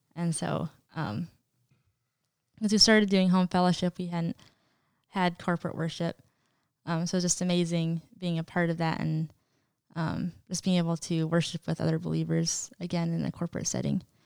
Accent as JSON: {"language": "English", "region": "Montana", "country": "United States", "tie": "born or raised there", "also_born_or_lived": "Wisconsin", "said": "I was born in Wisconsin originally. Um, lived there for five years of my life, and, um, so there, it was my next two siblings were born under me, um, Rachel and Isaac, and so I was five when we moved to Montana"}